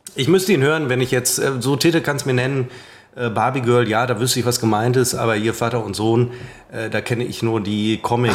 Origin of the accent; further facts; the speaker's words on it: Münster, North Rhine-Westphalia, Germany; Ich bezeichne mich als Münsteraner.